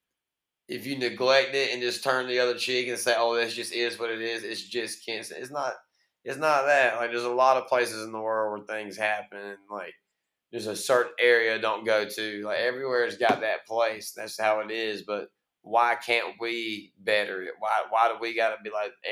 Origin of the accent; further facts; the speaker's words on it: Kinston, North Carolina, United States; moved away; I'm from here. I'm from Kinston. I'm from Lenoir County